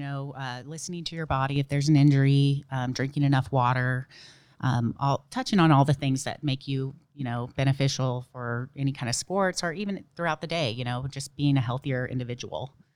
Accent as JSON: {"language": "English", "town": "Dana Point", "region": "California", "country": "United States", "also_born_or_lived": "Memphis, Tennessee", "said": "I am from Dana Point, California"}